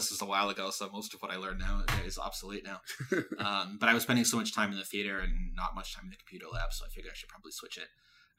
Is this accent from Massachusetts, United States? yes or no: yes; Boston, Massachusetts, United States; now in New York, United States